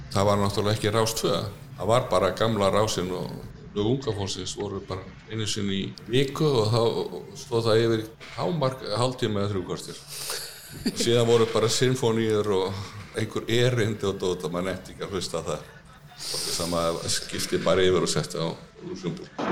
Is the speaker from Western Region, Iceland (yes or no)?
no; Reykjavík, Capital Region, Iceland; Ég er alveg upp í Reykjavík fættur upp alveg Reykjavík og var þar til týtugs